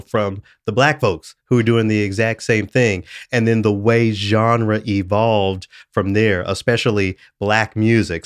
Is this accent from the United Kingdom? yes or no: no; Memphis, Tennessee, United States; growing up in Memphis, a home of the blues